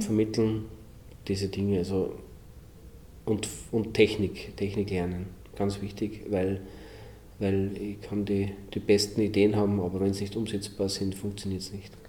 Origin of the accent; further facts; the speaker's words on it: Linz, Upper Austria, Austria; als Österreicher, als gelernter Linzer